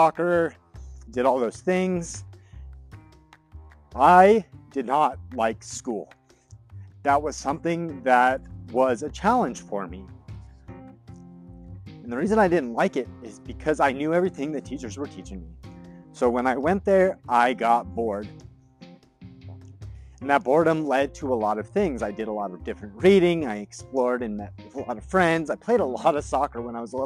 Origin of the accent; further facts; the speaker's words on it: Greeley, Colorado, United States; also born or lived in Fort Collins, Colorado; My family moved to Greeley, Colorado when I was 7 years old